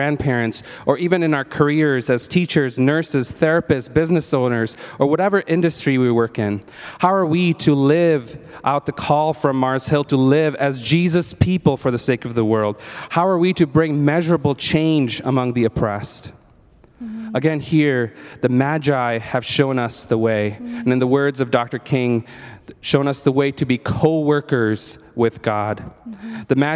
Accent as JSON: {"language": "English", "country": "India", "tie": "born or raised there", "moved": "yes", "said": "growing up in India"}